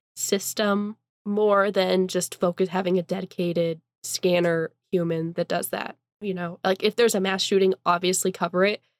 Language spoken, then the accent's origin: English; Eastern Washington, United States; now in Spokane, United States; I'm from Eastern Washington